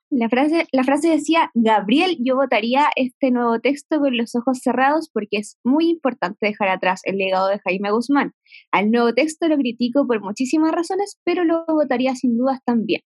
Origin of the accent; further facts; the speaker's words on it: San Antonio, Valparaíso, Chile; yo soy de San Antonio, de la región de Valparaíso